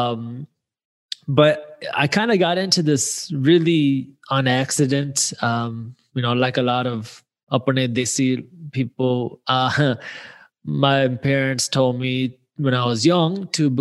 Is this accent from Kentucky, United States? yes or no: no; Michigan, United States; I grew up in the Michigan area.